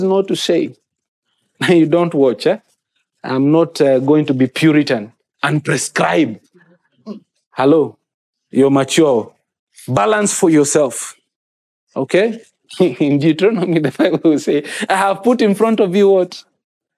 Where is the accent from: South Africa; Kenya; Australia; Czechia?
Kenya; first language Kikuyu; English is a second language